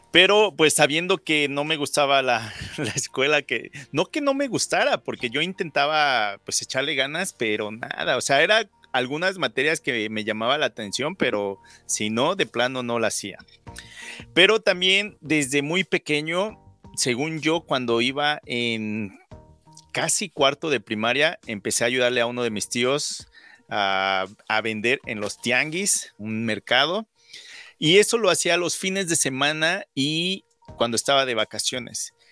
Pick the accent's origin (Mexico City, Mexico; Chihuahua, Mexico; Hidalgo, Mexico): Mexico City, Mexico; moved away as an adult; now in Saskatoon, Canada; Yo nací en la Ciudad de México, soy del 83 y yo recuerdo que desde primero o segundo de primaria